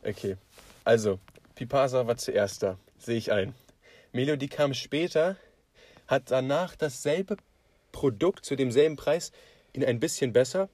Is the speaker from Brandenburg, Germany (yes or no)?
yes; Potsdam, Brandenburg, Germany; wir sind aus Potsdam